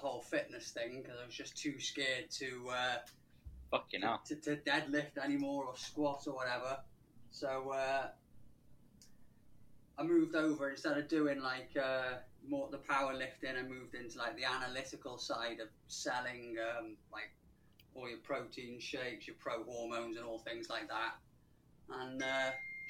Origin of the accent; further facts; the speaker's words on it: Welsh, Wales, United Kingdom; moved away as an adult; now in Liverpool, United Kingdom; I'm Welsh, but I live up in Liverpool.